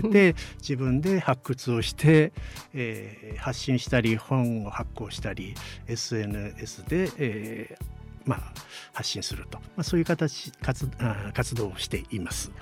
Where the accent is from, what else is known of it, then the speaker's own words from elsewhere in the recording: Mizusawa, Iwate, Japan; 私のあの母校である水沢高校